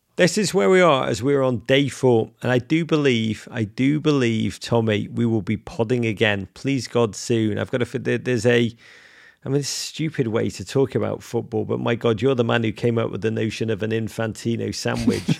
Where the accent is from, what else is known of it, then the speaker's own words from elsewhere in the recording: England, United Kingdom; accent: English; now in United States; my English accent, do not let my accent fool you